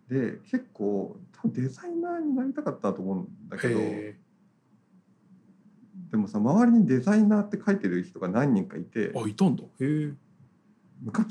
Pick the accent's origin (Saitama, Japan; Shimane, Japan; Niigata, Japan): Niigata, Japan; moved away as an adult; also born or lived in Tokyo